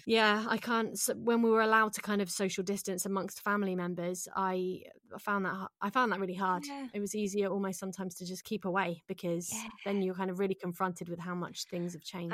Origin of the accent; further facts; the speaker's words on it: Jersey; moved away as an adult; also born or lived in London; I'm from Jersey in the Channel Islands